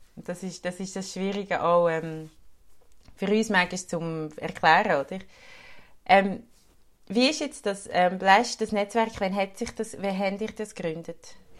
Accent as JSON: {"language": "German", "country": "Switzerland", "said": "bei uns in der Schweiz"}